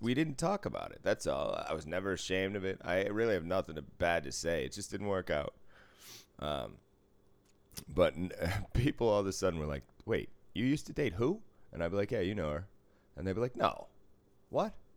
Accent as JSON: {"language": "English", "town": "Boston", "region": "Massachusetts", "country": "United States", "tie": "born or raised there", "moved": "yes", "said": "I grew up in Boston driving"}